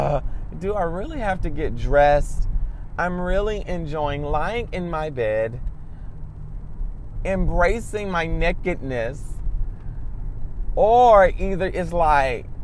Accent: United States; I can only speak about American culture because I'm American

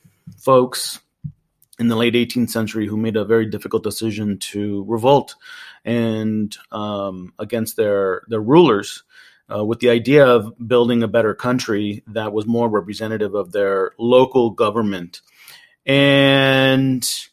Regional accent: Laredo, Texas, United States; now in Houston, United States; born and raised in Laredo in South Texas on the border with Mexico.

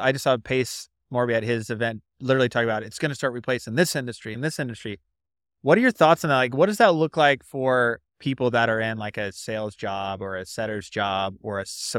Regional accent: West Coast, United States; I didn't even know that there was a North, but I'm from the West Coast.

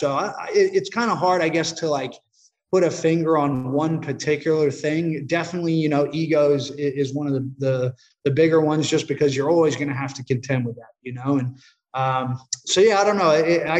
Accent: Australia; also born or lived in United States; having two lives almost, you know, growing up in Australia, growing up in America, I was always away from friends and family

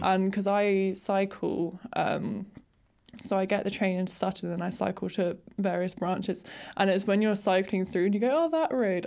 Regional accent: Surrey Hills, South East England, United Kingdom; I'm from the Surrey Hills

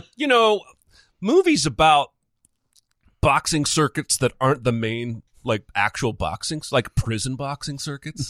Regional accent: Indiana, United States; also born or lived in Baltimore, Maryland; we moved to Indiana from Baltimore

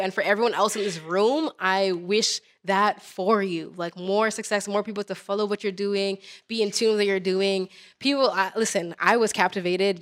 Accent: Toronto, Ontario, Canada; the same borough that I was from

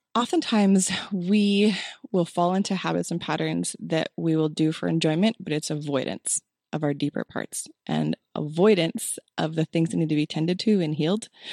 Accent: Oregon, United States; moved away as an adult; also born or lived in Illinois / Texas; now in Utah, United States; born in Illinois, raised in Oregon, so mountain girl

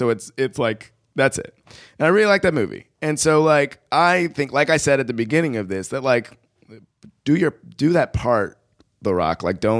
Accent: Akron, Ohio, United States; I was born in Akron, Ohio.

